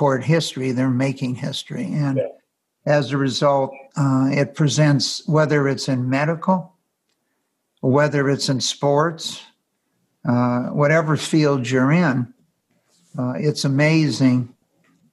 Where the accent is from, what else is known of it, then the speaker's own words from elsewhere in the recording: Los Angeles, California, United States; I was born in Los Angeles